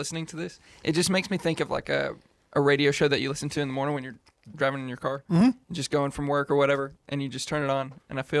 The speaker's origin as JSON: {"language": "English", "town": "Mount Vernon", "region": "Texas", "country": "United States", "said": "I'm from Mount Vernon, Northeast Texas, 2,000 people."}